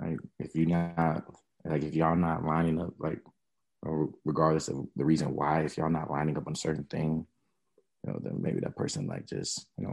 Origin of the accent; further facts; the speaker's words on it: Nashville, Tennessee, United States; I'm from the Nashville area, 22.